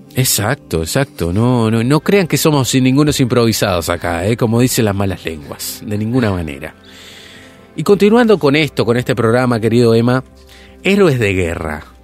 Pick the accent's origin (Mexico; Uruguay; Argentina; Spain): Uruguay; nuestro país, hablando puntualmente Uruguay